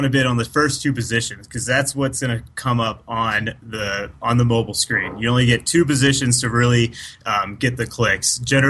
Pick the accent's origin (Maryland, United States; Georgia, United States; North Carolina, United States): Maryland, United States; now in Denver, United States; I'm from Maryland.